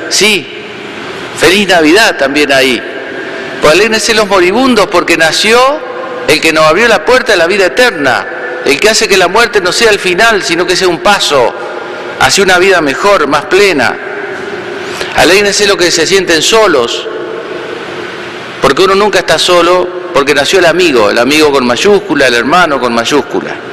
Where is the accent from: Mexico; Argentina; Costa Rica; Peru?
Argentina; Entre Ríos; estando en mi pueblo natal allá en Entre Ríos me tocó, bueno, cuidar a mis padres un tiempo.